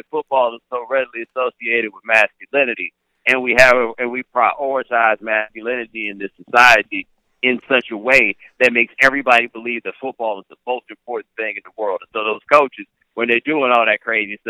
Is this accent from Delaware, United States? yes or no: no; Houston, Texas, United States; moved away; also born or lived in Waller, Texas; I grew up in Northwest Houston, but I went to school in this town called Waller